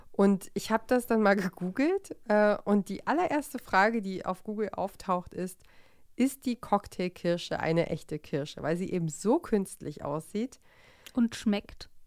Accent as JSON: {"language": "German", "region": "East Germany", "country": "Germany"}